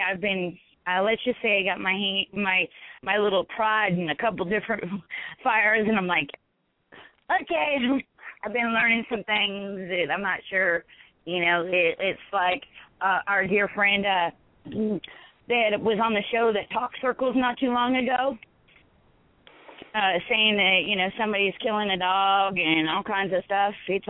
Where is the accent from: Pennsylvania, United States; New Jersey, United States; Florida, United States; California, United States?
California, United States; I was originally from California.